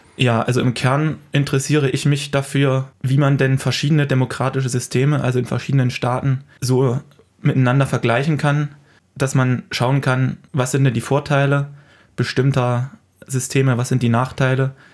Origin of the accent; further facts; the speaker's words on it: Germany; bei uns in Deutschland